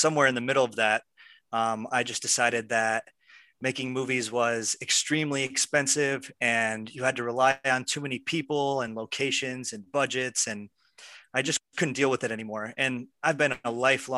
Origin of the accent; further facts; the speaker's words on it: Pennsylvania, United States; now in Los Angeles, United States; I'm from Pennsylvania, and I moved to Los Angeles to make films